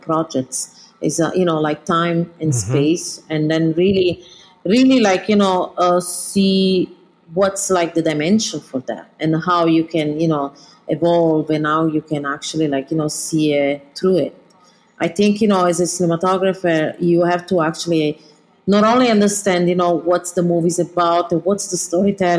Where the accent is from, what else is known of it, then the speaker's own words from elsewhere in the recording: Southern Italy, Italy; English is a second language; moved away as an adult; also born or lived in London / New York; being from the south of Italy